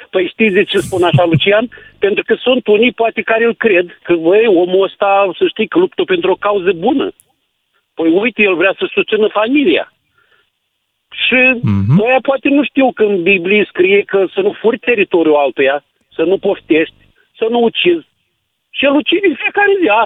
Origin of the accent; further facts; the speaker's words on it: Eastern Romania, Romania; că și eu sunt venit din Est, mulți au rămas, uh, au rămas încremeniți în lumea aceea